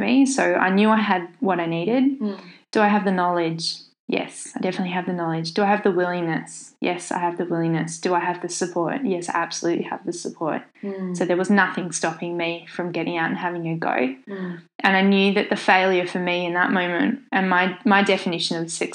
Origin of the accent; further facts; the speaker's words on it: Tasmania, Australia; my home state of Tasmania